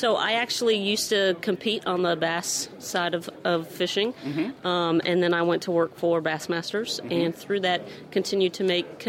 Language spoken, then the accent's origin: English; Vermont, United States; moved away; I'm actually from Vermont.